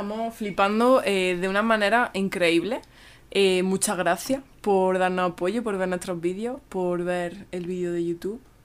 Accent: Spain; si soy de España

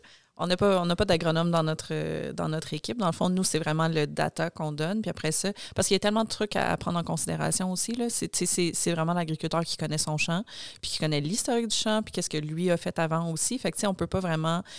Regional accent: Joliette, Quebec, Canada; moved away as an adult; now in Montreal, Canada; je viens de Joliette à la base

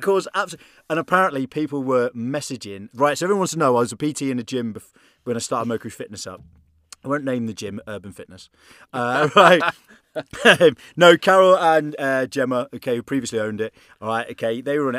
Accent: England, United Kingdom; now in Belfast, United Kingdom; I'm English

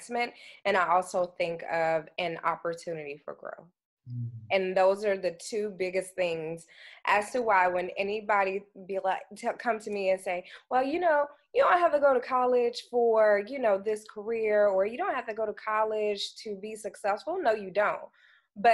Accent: Dallas, Texas, United States; I'm from Dallas, Texas

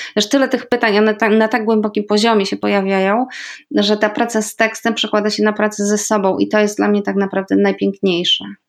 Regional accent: Podlaskie Voivodeship, Poland; moved away; also born or lived in Andalusia; z mojego małego podlaskiego miasteczka jeszcze znam trzy inne …, więc tam na Podlasiu, a zwłaszcza w tym regionie, w którym e, się urodziłam i wychowałam

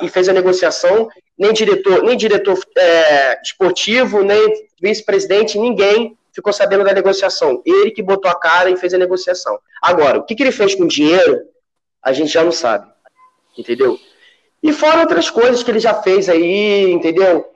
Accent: Rio de Janeiro, Brazil; also born or lived in Brasília; Eu não sou daqui do Rio de Janeiro, eu sou de Brasília e vim morar aqui no Rio de Janeiro com quatro anos de idade.

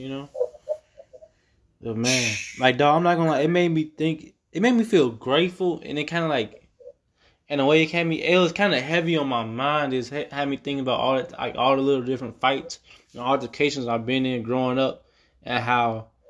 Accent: Calumet City, Illinois, United States; growing up in Calumet City, like, it wasn't sweet, bro.

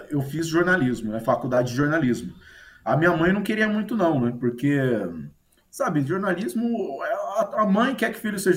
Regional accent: Marília, São Paulo, Brazil; Eu sou de Marília, interior de São Paulo, eu era repórter de rádio, né?

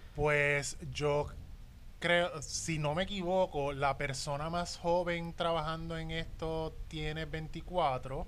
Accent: Puerto Rico; todos los puertorriqueños somos iguales

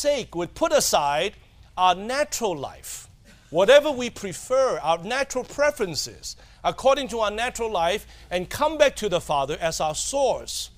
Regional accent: Hong Kong; I'm a Chinese from Hong Kong

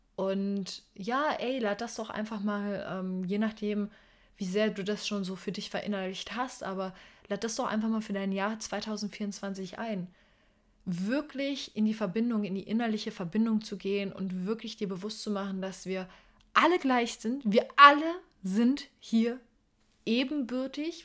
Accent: Berlin, Germany; moved away; ich komme ursprünglich aus Berlin

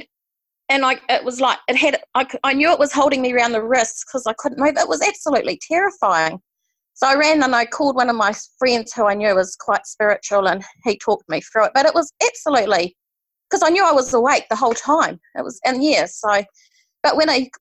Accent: Hawke's Bay, New Zealand; I'm from Hawke's Bay in New Zealand.

